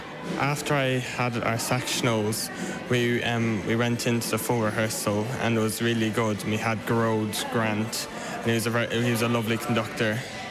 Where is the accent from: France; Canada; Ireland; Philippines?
Ireland; Kerry, Munster; I'm from Kerry.